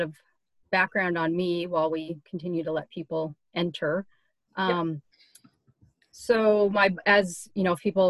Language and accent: English; Seattle, Washington, United States; moved away as an adult; also born or lived in Southern California / back east; now in Oregon, United States; I'm from Seattle originally